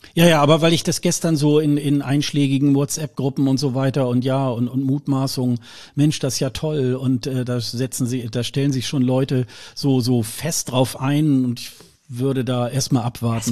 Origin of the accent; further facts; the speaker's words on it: Germany; wir sind da ja auch gebrannte Kinder als Deutsche